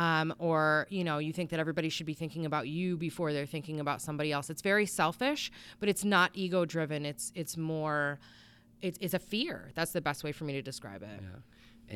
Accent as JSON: {"language": "English", "town": "Bristol", "region": "Connecticut", "country": "United States", "said": "I'm from Bristol"}